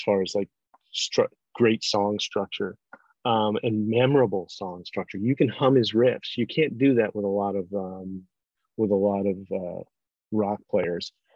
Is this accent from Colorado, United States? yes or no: yes; Denver, Colorado, United States; I'm from Denver, Colorado